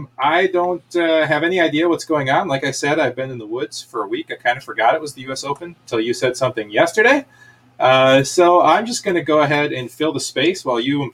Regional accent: Howell, Michigan, United States; my hometown of Howell

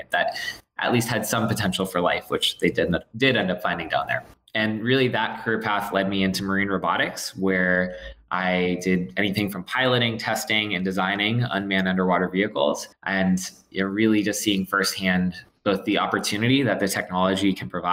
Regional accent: South Florida, United States; I'm from South Florida originally

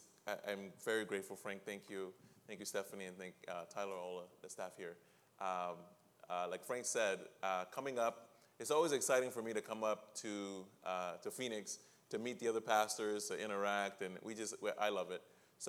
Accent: Liberia; I grew up in Liberia, West Africa, a country that was founded by freed slaves from here.

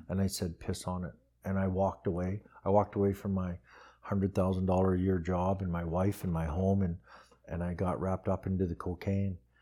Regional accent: Red Deer, Alberta, Canada; also born or lived in Calgary; I was raised in Red Deer

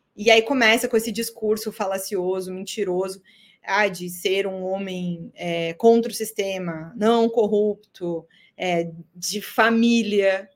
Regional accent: Chapecó, Santa Catarina, Brazil; moved away as an adult; also born or lived in São Carlos, Santa Catarina / Florianópolis / various places in Brazil; eu sou catarinense, né? Eu sou do interior de Santa Catarina. Eu nasci numa cidade chamada São Carlos, mas é, morei alguns meses ali. Depois cresci, meus, é, meus pais, minha família toda é, é de Chapecó

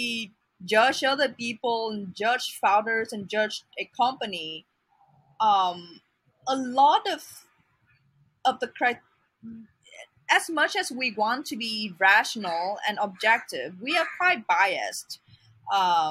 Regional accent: Vietnam; moved away; I'm not from Hanoi. I'm not from a big city. I'm from a smaller city in Vietnam

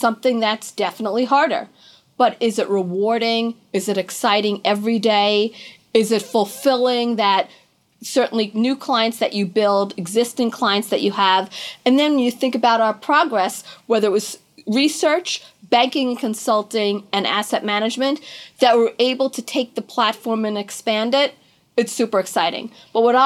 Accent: Long Island, New York, United States; also born or lived in Manhattan, New York; I grew up on Long Island and then moved into the city. I've lived in Manhattan my whole life, basically.

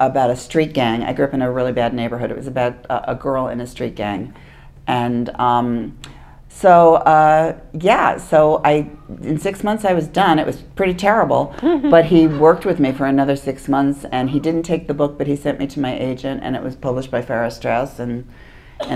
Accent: Hempstead, New York, United States; I grew up on Long Island

